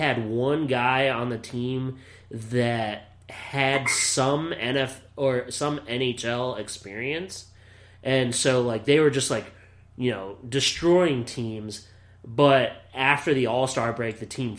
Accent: Williamsport, Pennsylvania, United States; moved away as an adult; also born or lived in Beloit, Wisconsin; my hometown of Williamsport, Pennsylvania

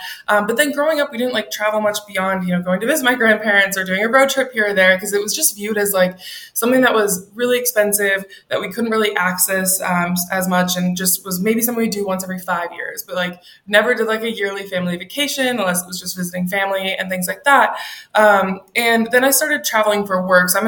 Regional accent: Minneapolis, Minnesota, United States; moved away as an adult; now in Seattle, United States; I'm from Minneapolis originally.

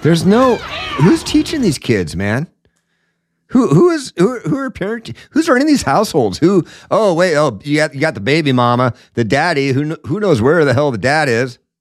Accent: Seattle, Washington, United States; I grew up in Seattle

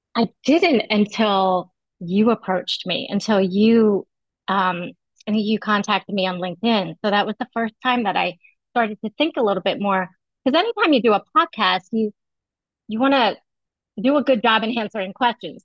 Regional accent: United States; I grew up in the United States, but uh, my family is very uh, um, we follow all the traditional um, celebrations that Vietnamese people celebrate

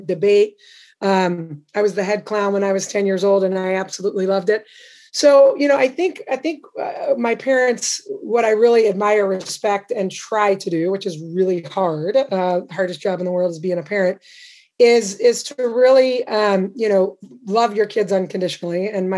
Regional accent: Indianapolis, Indiana, United States; also born or lived in Champaign, Illinois / Baldwinsville, New York; I grew up basically in the Midwest, Indianapolis, Champaign, Illinois

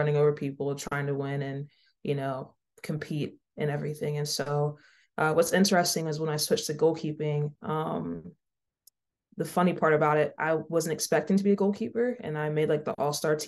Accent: Mississippi, United States; I grew up in Mississippi

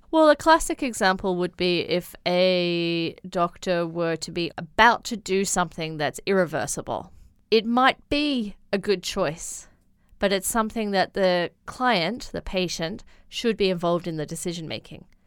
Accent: Blue Mountains, New South Wales, Australia; moved away as an adult; now in China; I come from the Blue Mountains in Australia

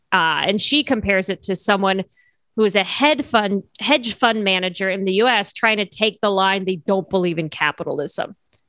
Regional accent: Cairo, Cairo Governorate, Egypt; also born or lived in United Kingdom; now in United States; I was raised in Cairo and went to the UK and then came to the US.

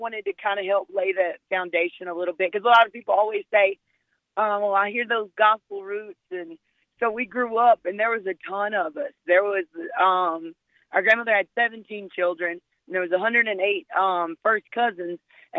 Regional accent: Mississippi, United States; And you know, we're from Mississippi, but we actually started out musically in New Orleans.

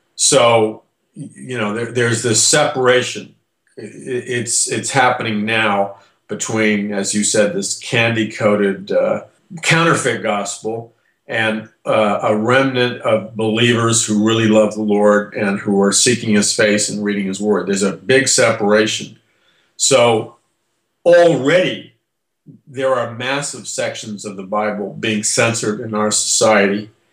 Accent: United States; I'm an American

